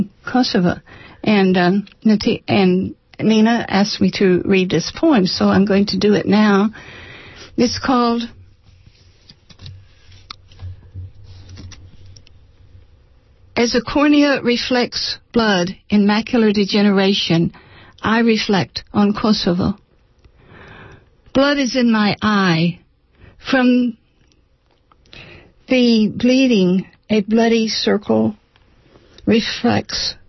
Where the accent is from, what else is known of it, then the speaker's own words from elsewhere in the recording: Alameda, California, United States; I'm from Alameda